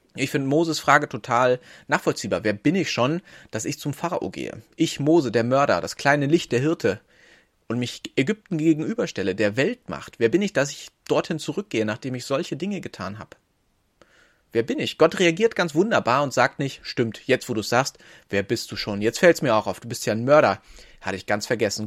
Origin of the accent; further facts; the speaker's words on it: Northern Germany, Germany; Ich bin Norddeutscher